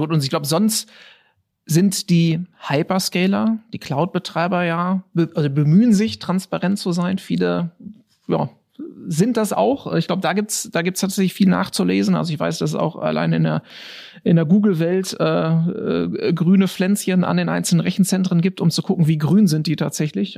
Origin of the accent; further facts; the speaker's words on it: Germany; als Deutscher